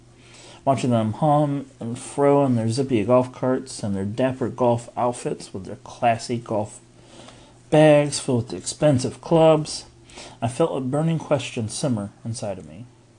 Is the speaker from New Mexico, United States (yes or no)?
yes; Albuquerque, New Mexico, United States; I was born and raised in Albuquerque. My dad died when my brother, sister, and I were just kids, and somehow my mom held everything together.